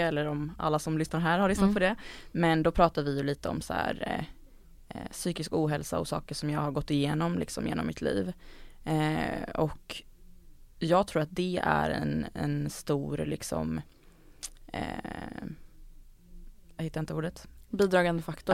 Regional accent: Gothenburg, Västra Götaland, Sweden; moved away as an adult; now in Stockholm, Sweden; jag kommer ju från Göteborg, eller en, rättare sagt en liten förort utanför Göteborg

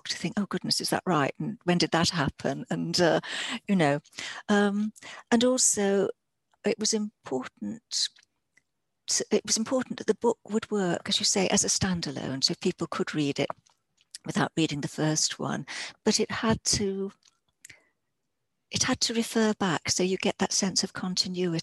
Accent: Yorkshire and the Humber, United Kingdom; I live in South Yorkshire. I'm a Yorkshire woman.

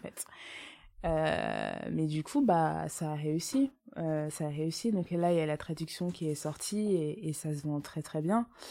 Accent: Essonne, Paris suburbs, Île-de-France, France; j'ai grandi en Essonne donc en banlieue parisienne dans 91

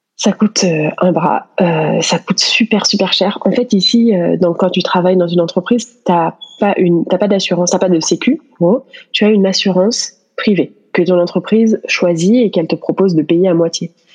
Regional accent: France; moved away as an adult; also born or lived in Paris; now in United States; on est français tous les deux

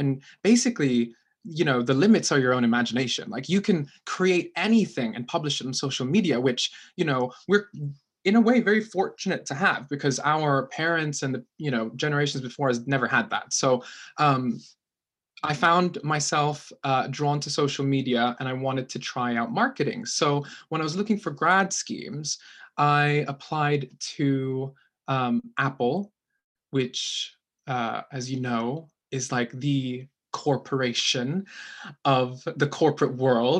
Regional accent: Philippines; My accent's really fucked because I grew up in the Philippines, which the people tend to have like American accents over there.

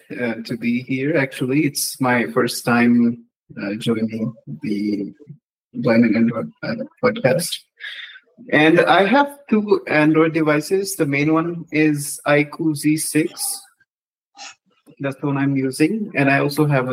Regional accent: Jammu and Kashmir, India; I'm from India

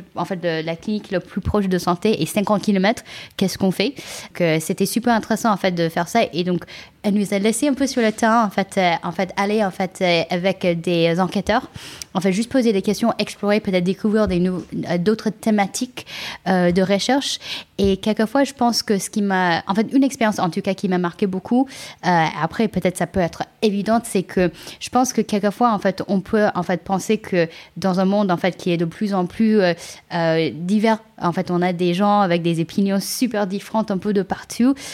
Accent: California, United States; French is a second language; moved away as an adult; also born or lived in China; now in France; je suis née en Chine, euh, j'ai grandi euh, aux États-Unis, en Californie

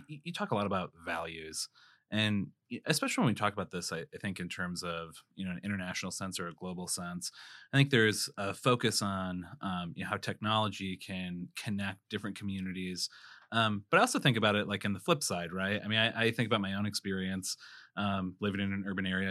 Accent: South Dakota, United States; also born or lived in Chicago; I was born and raised in South Dakota

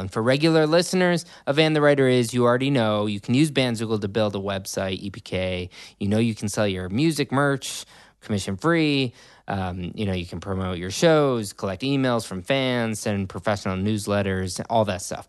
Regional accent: Riverwoods, United States; I grew up in River Woods

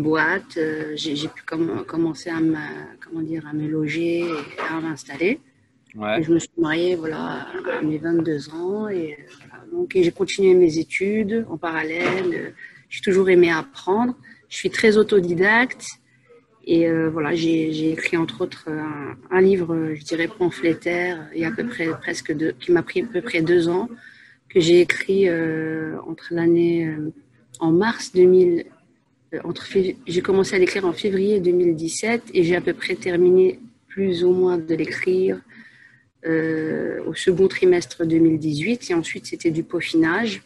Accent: Asnières-sur-Seine, Île-de-France, France; moved away as an adult; also born or lived in Paris / Saint-Gratien / Enghien-les-Bains; now in Belgium; à la base une Parisienne. je suis née à Paris 14e. J'ai vécu, j'ai passé mon enfance à Agnières-sur-Seine

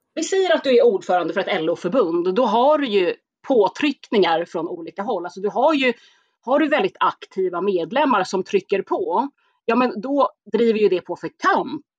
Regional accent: Stockholm, Stockholm County, Sweden; born or raised there

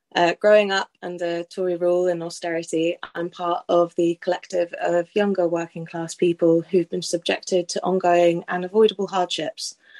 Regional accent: Norwich, East of England, United Kingdom; I'm from Norwich

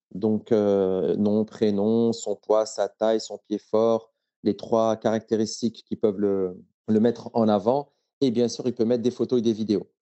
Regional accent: Morocco; J'ai grandi au Maroc.

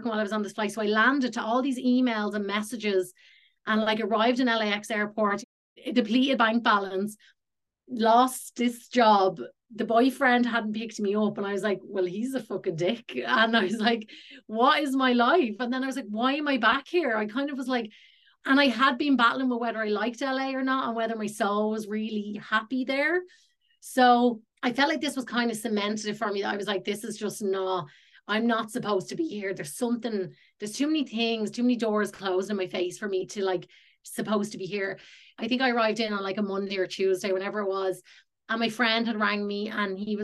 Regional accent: Ireland; moved away as an adult; also born or lived in Los Angeles, United States; So I am from Ireland and I'm back in Ireland now.

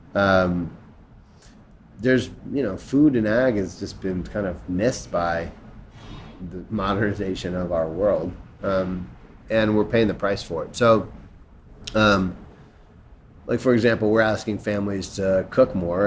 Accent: Chicago, Illinois, United States; I'm from Chicago, from Hyde Park, where they're from, and so I actually knew them when I was in high school

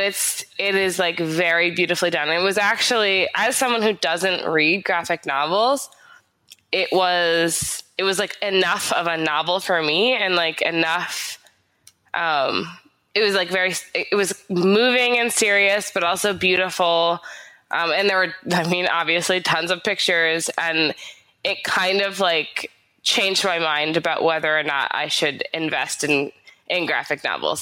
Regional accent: United States; I'm very American

